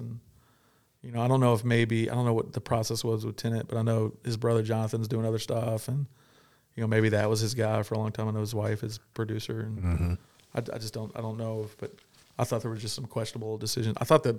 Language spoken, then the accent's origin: English; Kentucky, United States; I grew up in Southern Kentucky. We didn't have access to some of those movies.